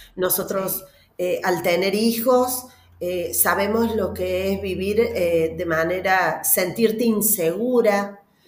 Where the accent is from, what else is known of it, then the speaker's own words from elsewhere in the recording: Argentina; soy argentina, vivo en Córdoba